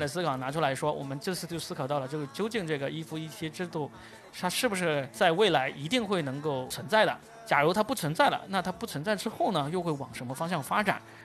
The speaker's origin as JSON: {"language": "Chinese", "region": "Guangdong", "country": "China", "said": "我是广东的"}